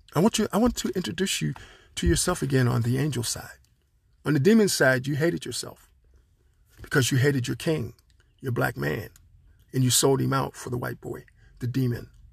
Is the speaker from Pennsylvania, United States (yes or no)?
yes; Pittsburgh, Pennsylvania, United States; I'm from Pittsburgh, Pennsylvania. I'm here, living here